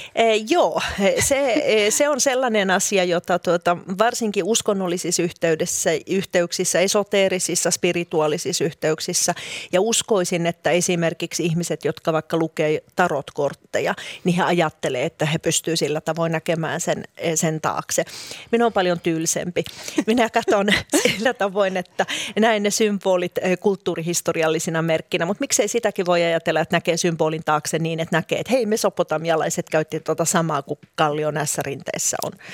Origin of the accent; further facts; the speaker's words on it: Helsinki, Uusimaa, Finland; moved away as an adult; Minä olen syntynyt ja kasvanut Helsingissä, vaikkakin sitten oikeastaan koko aikuisisän ikäni on asunut muualla